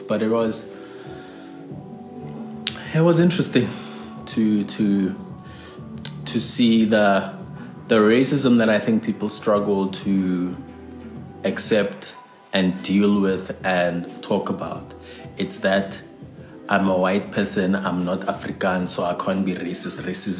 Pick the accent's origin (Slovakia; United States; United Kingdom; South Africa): United Kingdom; England; I'm English